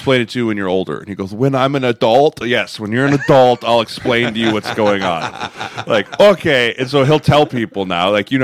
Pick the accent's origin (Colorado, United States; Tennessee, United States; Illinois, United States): Colorado, United States; Denver; I grew up in Denver